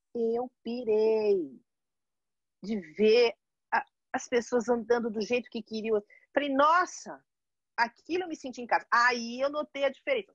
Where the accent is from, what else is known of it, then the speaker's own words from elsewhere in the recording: São Paulo, Brazil; moved away as an adult; also born or lived in Santos, Brazil; now in London, United Kingdom; sou brasileira, 57 anos, mãe de uma garota de 25, que eu chamo de garota, né, mas já é uma mulher de 25. Sou paulista.